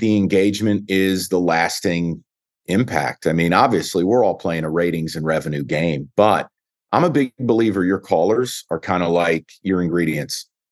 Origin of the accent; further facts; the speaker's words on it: New York, United States; now in Detroit, United States; I was a kid from New York